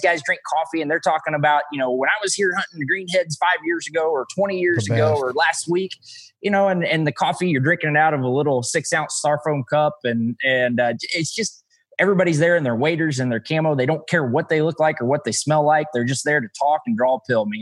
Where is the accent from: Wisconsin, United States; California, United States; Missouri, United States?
Missouri, United States; I'm from Missouri. We make all kinds of words